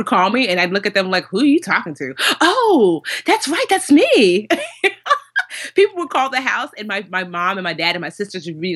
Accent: New Jersey, United States; I was born here in America, but my father and mother thought that they were going to raise us in Nigeria

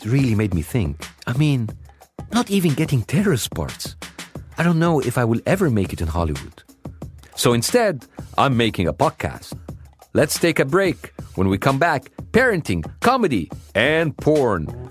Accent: Egypt; English is a second language; moved away as an adult; now in United States; when I was growing up in Egypt

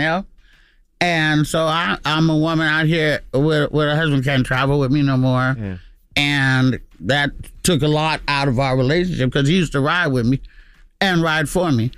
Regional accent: Oakland, California, United States; I'm from Oakland

